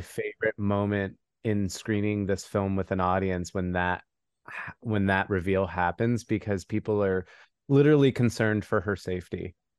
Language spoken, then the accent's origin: English; New Mexico, United States; moved away as an adult; now in Los Angeles, United States; I'm from New Mexico. I've been in L A for about twenty-five years. So, I just grew up in the desert.